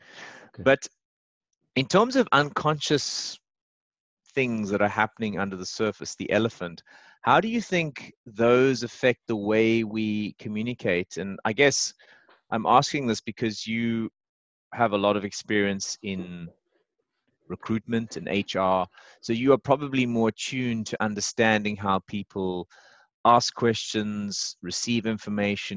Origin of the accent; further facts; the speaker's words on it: South Africa; moved away as an adult; also born or lived in Dublin, Ireland; I was a green 20-year-old. I left South Africa